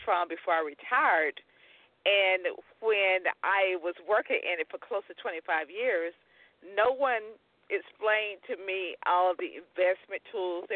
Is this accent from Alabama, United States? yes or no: yes; Tuscaloosa, Alabama, United States; So my old high school in Tuscaloosa, I'm from Tuscaloosa, Alabama, was the powerhouse when I was going there